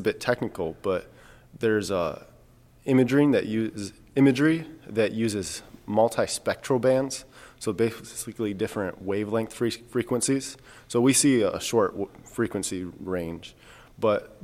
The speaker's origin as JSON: {"language": "English", "region": "Michigan", "country": "United States", "said": "I'm from Michigan"}